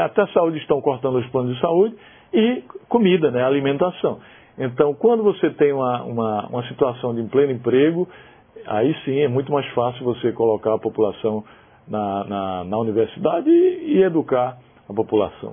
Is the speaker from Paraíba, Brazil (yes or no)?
yes; Paraíba, Brazil; moved away; lá na cidade que eu nasci, na Paraíba